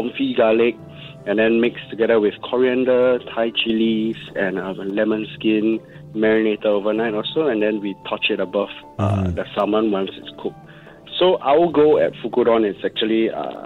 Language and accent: English; Singapore; being a Singaporean, and especially our culture of hawker center